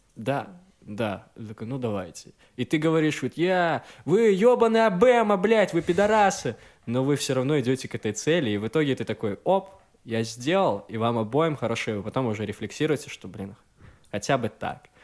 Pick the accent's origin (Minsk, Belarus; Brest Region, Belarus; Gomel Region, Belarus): Gomel Region, Belarus; Gomel; moved away; я из Гомеля